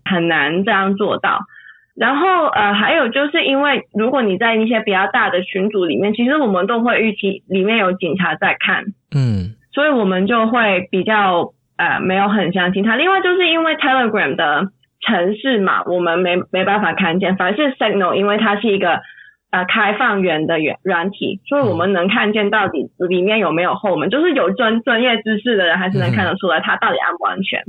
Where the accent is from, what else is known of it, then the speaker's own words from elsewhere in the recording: Hong Kong; moved away as an adult; now in Germany; 我现在在，呃，德国念博士，然后我在香港，我是土生土长的香港人，然后我在香港是一个治安的，跟政治的活跃分子